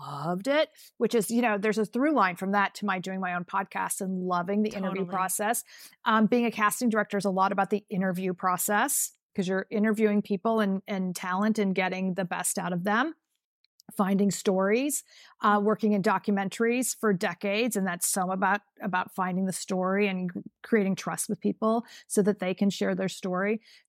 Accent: California, United States; I was growing up in California, and I said I wanted to go back east

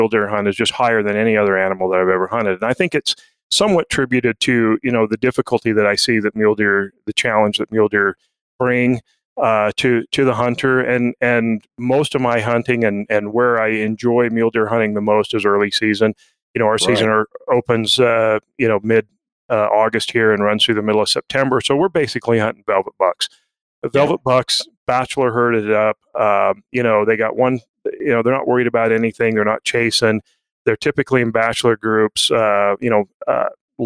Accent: Utah, United States; I grew up here in Utah bow hunting

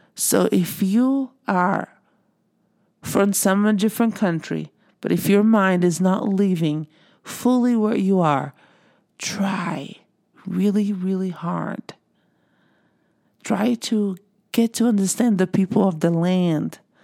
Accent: Brazil; moved away as an adult; now in United States; I am originally from Brazil

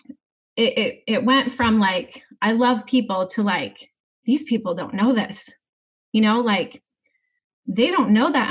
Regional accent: Atlantic, Iowa, United States; Southwest Iowa. So I grew up in Atlantic

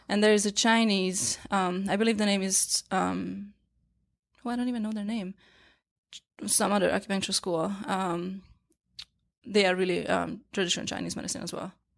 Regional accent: Hungary; English is a second language; moved away as an adult; now in New York, United States; growing up in Hungary, we didn't have acupuncture school

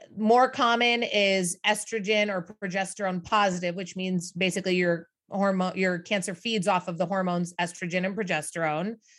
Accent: Midwest, United States; now in New York City, United States; traditional American family growing up in the Midwest

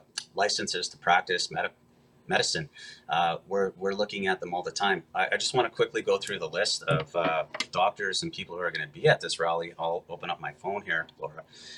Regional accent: Canada; We're Canadian and we're strong.

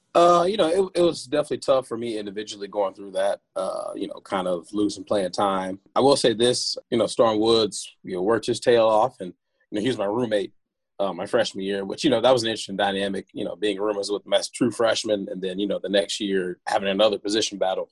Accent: Chesterfield, Missouri, United States; moved away as an adult; also born or lived in Winston-Salem, North Carolina; settled in, in Missouri when I was five years old, and went to all my school in, in Missouri. So that's where you know I'll say I'm from

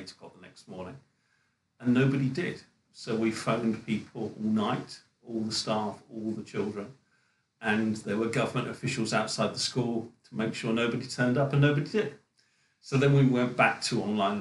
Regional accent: Felixstowe, East of England, United Kingdom; moved away; also born or lived in Norfolk / China; So I was brought up in Felixstowe

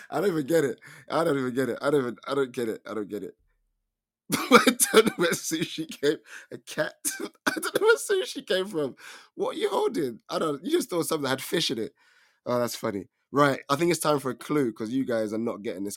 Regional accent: England, United Kingdom; I am from England

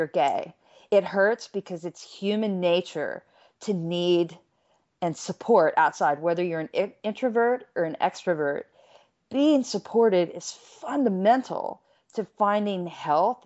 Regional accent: United States; moved away as an adult; I was an American living out of the country for years. I got an earful about American politics and people didn't like me just because of my accent.

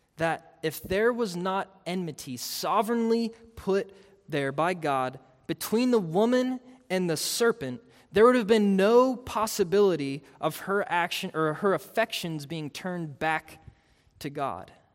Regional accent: Pittsburgh, Pennsylvania, United States; I grew up in Pittsburgh.

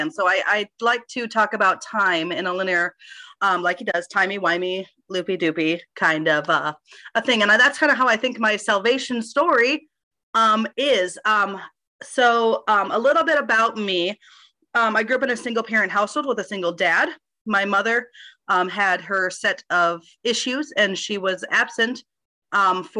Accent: Minneapolis, Minnesota, United States; I grew up in Minneapolis

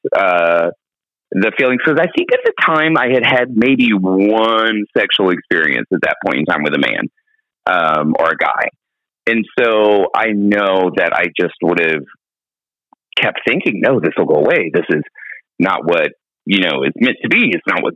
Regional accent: Baker, Louisiana, United States; moved away; I am from a small town called Baker, Louisiana

